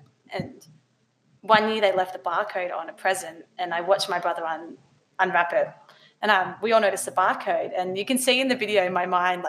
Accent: Grose Vale, New South Wales, Australia; Up in Grosvale pretty much for my whole life.

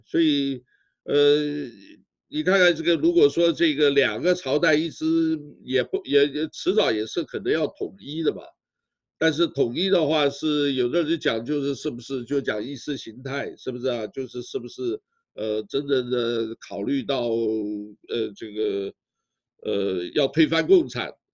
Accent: Taiwan; 我呢是台湾出生长大的，虽然呢我老家在湖南

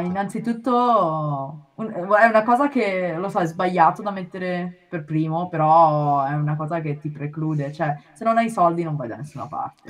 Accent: Milan, Lombardy, Italy; moved away as an adult; now in Japan; io sono di Milano, ho fatto il liceo classico

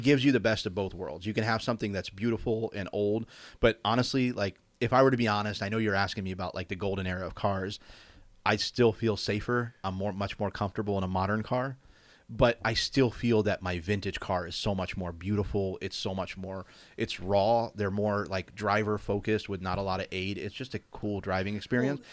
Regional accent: Cincinnati, Ohio, United States; now in California, United States; growing up in Cincinnati

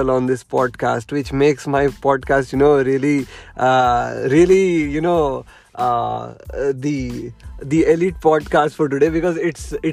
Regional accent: Saudi Arabia; I even I come from Saudi Arabia as well, uh, but. Uh, but but for me speaking arabic was a task you know i lived 15 years of my life in saudi arabia

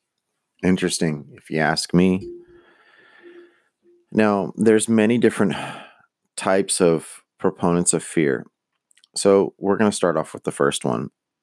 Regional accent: United States; I'm Mexican American.

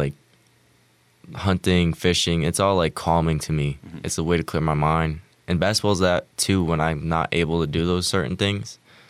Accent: West Shokan, New York, United States; where I live directly in between the Albany and New York City. It's, you know, Kingston, New York. I'm like right on the outskirts of Kingston. It's called West Shokan.

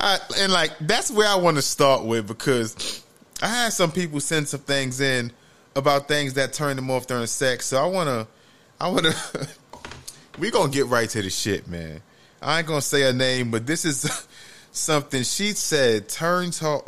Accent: New York City, New York, United States; moved away as an adult; growing up in the Bronx, New York, like, from the age of 2 until about 22 years old

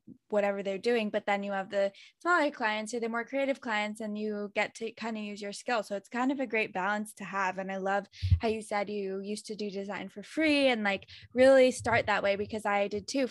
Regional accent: Boston, Massachusetts, United States; also born or lived in Jiangxi, China; I'm from Boston

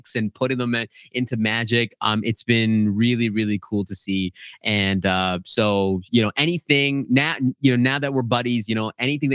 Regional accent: Edmonton, Alberta, Canada; my brother and I were born in a place called Edmonton, Alberta, Canada.

